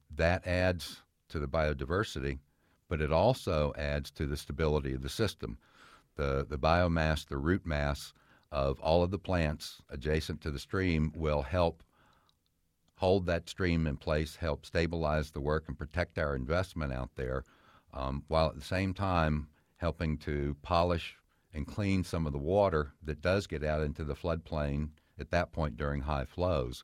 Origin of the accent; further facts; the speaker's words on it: Fairfax County, Virginia, United States; I spent most of my life growing up in Fairfax County, and as a child, I played in these streams